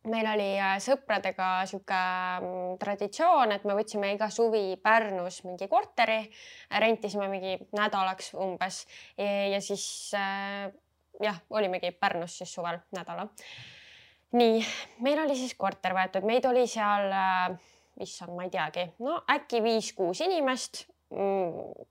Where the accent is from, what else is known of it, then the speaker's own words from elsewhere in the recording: Estonia; ma olen klassikaline eestlane